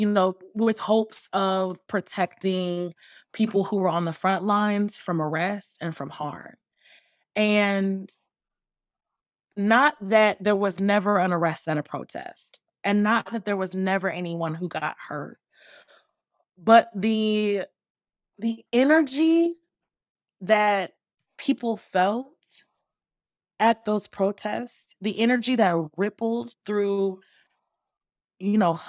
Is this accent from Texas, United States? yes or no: no; Atlanta, Georgia, United States; also born or lived in Bay Area; You know, I'm from Atlanta, born and raised, and this is all, Atlanta is also my political home. I spent a good number of years though in the Bay Area